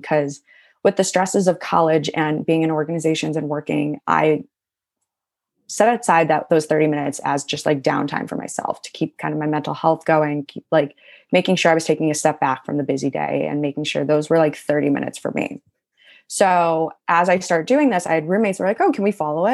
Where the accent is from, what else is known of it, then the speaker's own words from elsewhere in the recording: Cleveland, Ohio, United States; moved away as an adult; also born or lived in Athens, Ohio; now in New York, United States; I grew up in Cleveland, Ohio my whole life.